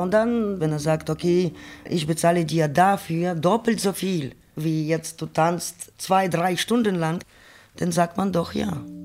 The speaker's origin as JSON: {"language": "German", "country": "Ukraine", "also_born_or_lived": "Berlin, Germany", "second_language": "German", "moved": "as an adult", "lives_now": "Germany", "said": "Ich komme aus Ukraine, bin 1994 nach Deutschland gekommen."}